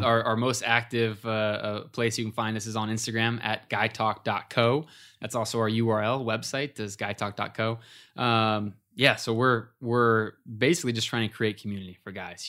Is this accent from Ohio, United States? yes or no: yes; Ohio, United States; we were buddies from growing up in Ohio